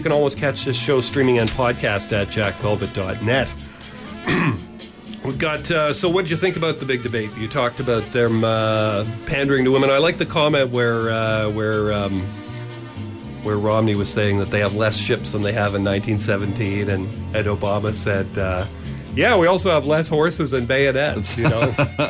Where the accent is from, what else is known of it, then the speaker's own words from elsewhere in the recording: Montreal, Quebec, Canada; Yeah, I grew up in Montreal